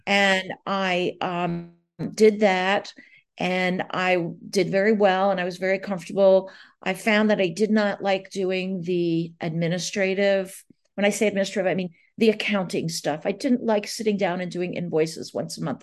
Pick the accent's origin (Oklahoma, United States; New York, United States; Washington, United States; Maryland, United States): New York, United States; Long Island; I grew up on Long Island, the South Shore of Long Island